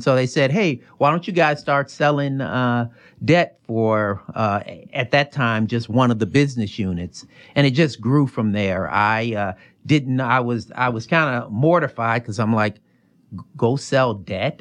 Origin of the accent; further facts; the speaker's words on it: Chicago, Illinois, United States; moved away as an adult; also born or lived in Virginia / North Carolina / Des Moines, Iowa; when I was six, we moved to Chicago